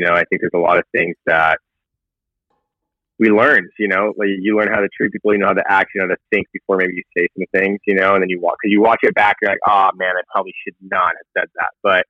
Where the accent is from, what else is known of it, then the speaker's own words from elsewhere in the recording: San Diego, California, United States; moved away as an adult; also born or lived in Hawaii; now in Los Angeles, United States; I grew up in, I'm from San Diego, grew up there majority of my life. I'm born and raised, in Hawaii when I was younger. So that's, you know, Hawaii to San Diego. And then now I currently live in Los Angeles, California.